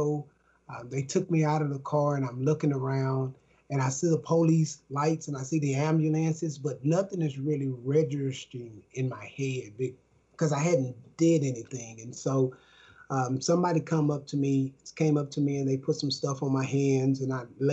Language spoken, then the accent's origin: English; Dallas, Texas, United States; I'm from Dallas, Texas